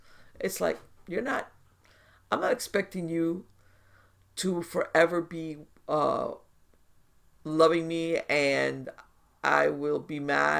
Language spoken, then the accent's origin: English; United States; as an American